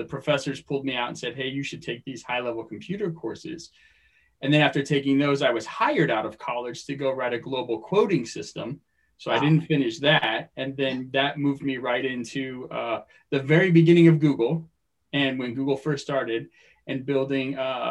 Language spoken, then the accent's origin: English; Phoenix, Arizona, United States; moved away as an adult; also born or lived in Stillwater, Oklahoma / California; now in Long Beach, United States; I grew up in Phoenix, Arizona